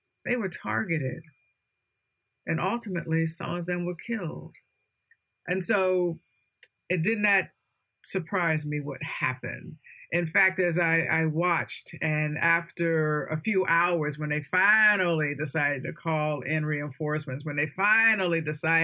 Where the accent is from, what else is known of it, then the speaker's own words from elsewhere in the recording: Washington, District of Columbia, United States; the storming of the Capitol building. That's in my hometown